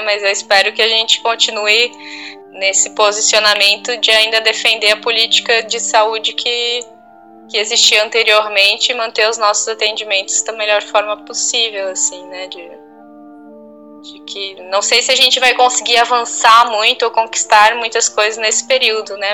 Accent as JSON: {"language": "Portuguese", "town": "Blumenau", "region": "Santa Catarina", "country": "Brazil", "tie": "born or raised there", "moved": "yes", "said": "eu cresci em Blumenau"}